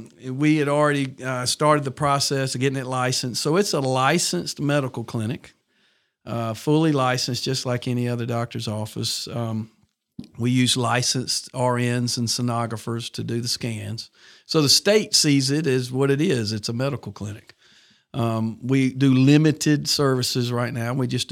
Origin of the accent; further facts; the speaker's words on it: Montgomery, Alabama, United States; also born or lived in Birmingham, Alabama; I grew up in Montgomery nearly my whole life. I was born here in Birmingham at Baptist Montclair. My dad was a resident then. We moved to Montgomery. I was three. Been there my whole life. Went to Jeff Davis High School